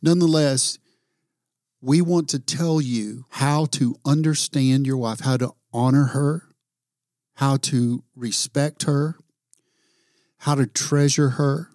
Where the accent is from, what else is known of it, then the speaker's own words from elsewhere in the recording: the South, United States; I'm from the South